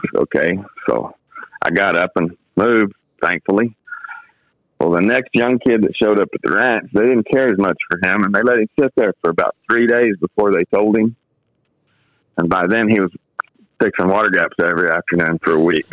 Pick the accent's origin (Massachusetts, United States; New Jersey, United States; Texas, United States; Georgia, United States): Texas, United States; Fort Worth; moved away as an adult; also born or lived in Osage County, Oklahoma; I grew up in the Fort Worth area.